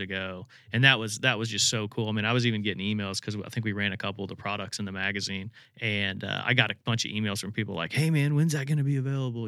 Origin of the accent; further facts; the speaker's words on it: Indiana, United States; growing up in Indiana